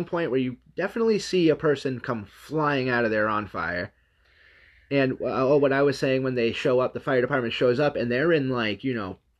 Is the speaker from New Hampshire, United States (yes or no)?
yes; New Hampshire, United States; I've actually lived in New Hampshire most of my life